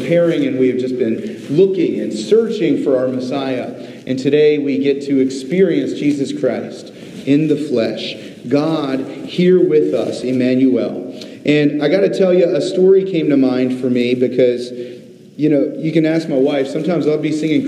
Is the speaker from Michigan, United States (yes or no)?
no; Virginia Beach, Virginia, United States; moved away; I grew up in Virginia Beach, Virginia.